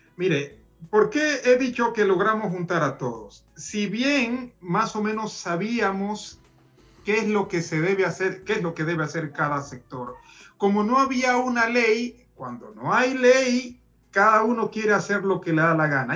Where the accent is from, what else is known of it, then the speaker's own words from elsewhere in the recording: Ecuador; no solo como presidente, sino como ciudadano ecuatoriano